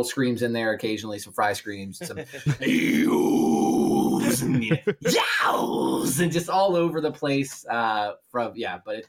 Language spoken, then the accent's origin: English; Appalachian Mountains, United States; I'm this random dude from the backwoods Appalachian Mountain